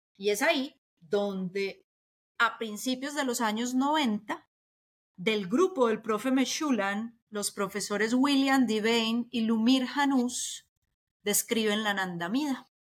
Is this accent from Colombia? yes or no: yes; Colombia